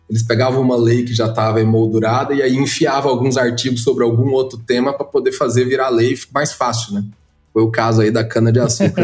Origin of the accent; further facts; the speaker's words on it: Goiás, Brazil; now in São Paulo, Brazil; lá na minha terra, eu sou de Goiás